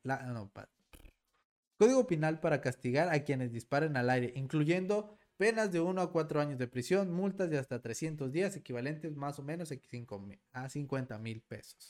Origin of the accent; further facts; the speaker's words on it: Mexico; mi México mágico